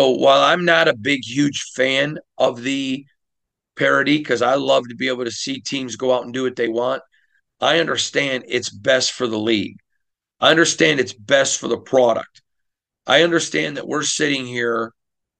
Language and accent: English; Michigan, United States; now in Las Vegas, United States; growing up in Michigan